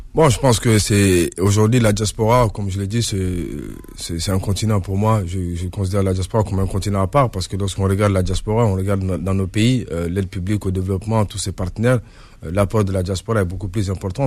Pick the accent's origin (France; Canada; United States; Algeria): France; Montreuil, Île-de-France; moved away as an adult; now in Mali; je suis de Montreuil, je grandis, sur la diaspora malienne de France